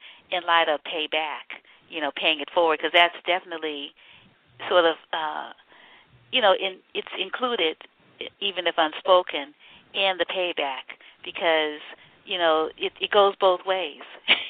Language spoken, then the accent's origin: English; New Orleans, Louisiana, United States; moved away; my family's in the Gulf. I'm from New Orleans